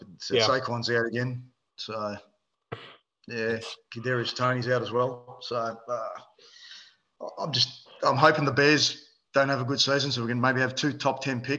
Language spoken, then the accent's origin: English; Melbourne, Victoria, Australia; We grew up in the Western suburbs, and very rare to find a Melbourne supporter out that way.